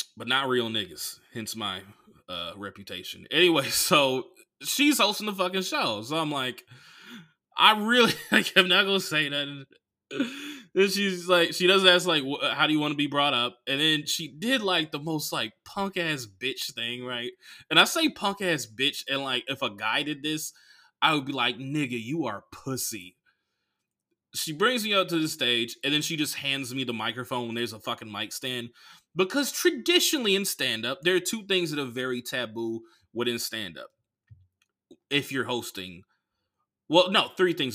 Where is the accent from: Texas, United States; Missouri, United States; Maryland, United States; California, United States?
California, United States; Oakland; now in Los Angeles, United States; I grew up in Oakland